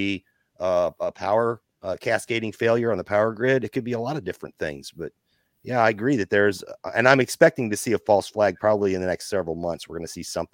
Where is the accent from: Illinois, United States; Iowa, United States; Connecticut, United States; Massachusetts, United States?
Illinois, United States; Southern; moved away; I'm from Southern Illinois originally, and I knew about this in grade school